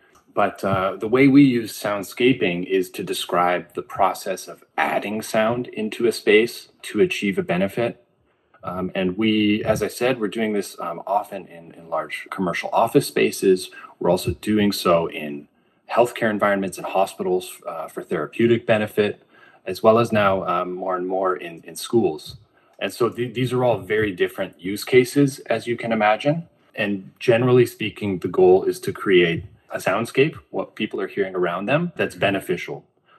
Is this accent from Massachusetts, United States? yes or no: no; California, United States; I'm from the California coast, again, quiet in the sense that Santa Cruz beaches, you know, where I used to spend a lot of time, you don't have a lot of man-made noise